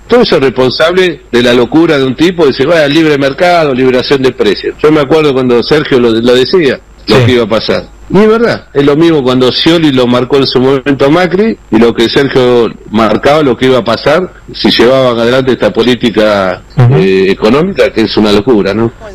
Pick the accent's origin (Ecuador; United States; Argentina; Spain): Argentina; Mar del Plata, Buenos Aires Province; Yo soy de Mar del Plata